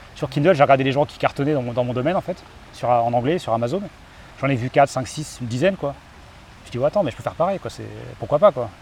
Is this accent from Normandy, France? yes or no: yes; Caen, Normandy, France; moved away; also born or lived in Japan; je suis originaire de Normandie, Caen